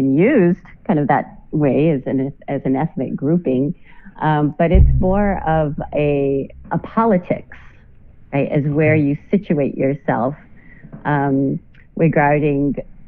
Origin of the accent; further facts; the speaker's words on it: Santa Fe, New Mexico, United States; moved away as an adult; now in San Antonio, United States; I'm originally from Santa Fe, Nuevo Mexico, and I have been here in San Antonio for about 6 years now